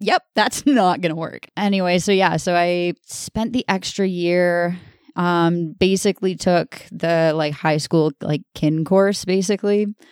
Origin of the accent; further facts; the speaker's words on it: Orillia, Ontario, Canada; I'm from Aurelio